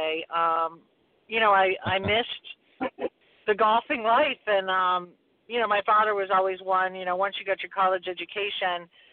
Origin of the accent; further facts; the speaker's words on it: New England, United States; now in Florida, United States; I grew up in New England